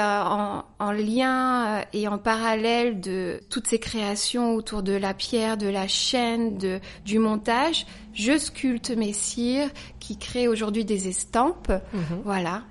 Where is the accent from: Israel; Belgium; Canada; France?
France; Saumur, Pays de la Loire; moved away as an adult; now in Paris, France; Je viens de Saumur, voilà, j'ai grandi à Saumur